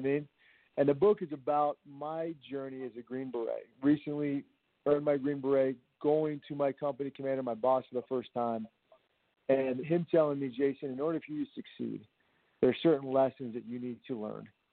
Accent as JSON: {"language": "English", "region": "Virginia", "country": "United States", "said": "I'm originally from Virginia"}